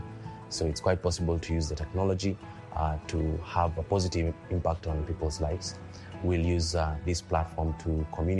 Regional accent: Kenya; I'm 29 years old and I come from Kenya.

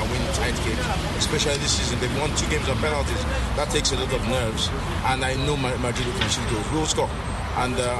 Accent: Nigeria; I'm from Nigeria.

